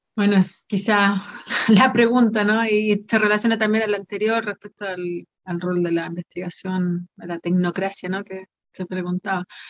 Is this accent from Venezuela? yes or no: no; Antofagasta, Chile; moved away; yo soy de Antofagasta también, volví a Antofagasta